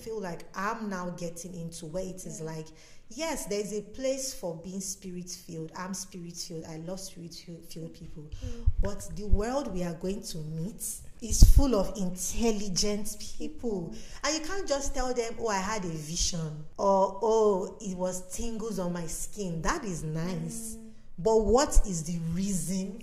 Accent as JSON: {"language": "English", "country": "Nigeria", "said": "I'm from Nigeria"}